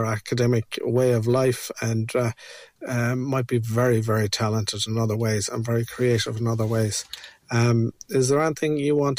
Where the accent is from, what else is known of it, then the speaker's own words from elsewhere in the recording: Ireland; And that's, as Irish people, that's what we're all about, is telling stories.